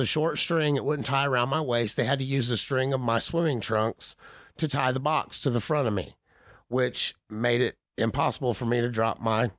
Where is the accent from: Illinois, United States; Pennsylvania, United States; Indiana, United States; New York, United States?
Indiana, United States; So we're from Indiana and you Southern folks.